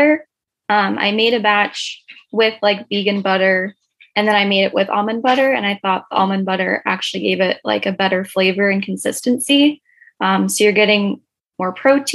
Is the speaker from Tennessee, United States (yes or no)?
no; Virginia, United States; moved away as an adult; now in Pennsylvania, United States; I'm originally from Virginia.